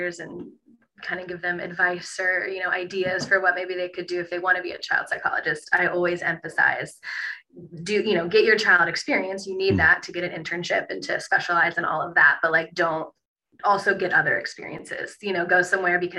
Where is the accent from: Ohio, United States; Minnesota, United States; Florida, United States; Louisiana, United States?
Ohio, United States; Toledo; I was from Toledo. I went to the University of Toledo for undergrad